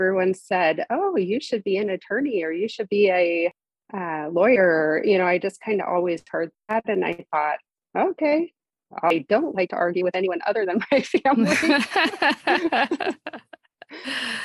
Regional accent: Modesto, California, United States; also born or lived in San Diego, California; I'm from Modesto area in California

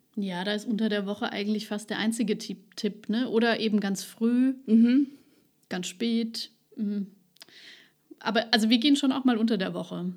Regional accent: Ludwigshafen, Rhineland-Palatinate, Germany; now in Neustadt an der Weinstraße, Germany; Ich bin Ludwigshafen geboren

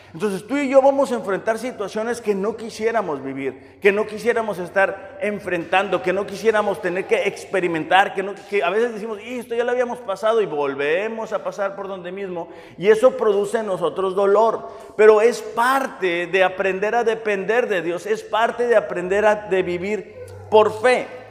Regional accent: Mexicali, Baja California, Mexico; yo soy de Mexicali

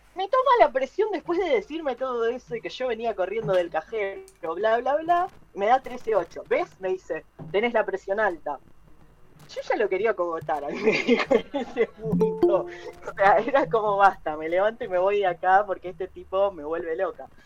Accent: Zona Sur, Buenos Aires Province, Argentina; soy de Zona

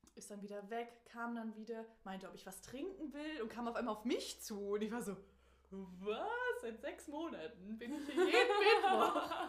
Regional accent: Germany; ich komme aus Deutschland

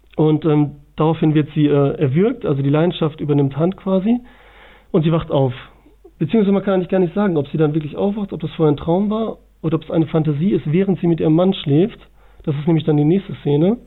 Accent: Bielefeld, North Rhine-Westphalia, Germany; Ich komme aus dem schönen Bielefeld.

